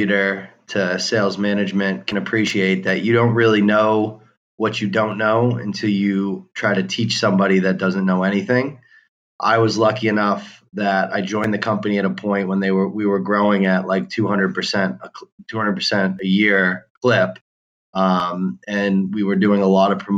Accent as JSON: {"language": "English", "town": "Boston", "region": "Massachusetts", "country": "United States", "tie": "born or raised there", "said": "I grew up in Boston, Massachusetts"}